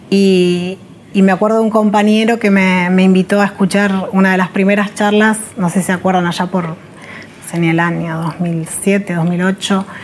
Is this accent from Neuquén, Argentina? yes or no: yes; Zapala, Neuquén, Argentina; also born or lived in La Plata / Olavarría / Catamarca; finalmente toda mi adolescencia fue en Zapala, Neuquén y, cuando terminé la secundaria me, fui a estudiar con mi hermano a la ciudad de La Plata, que es donde nací, porque mi mamá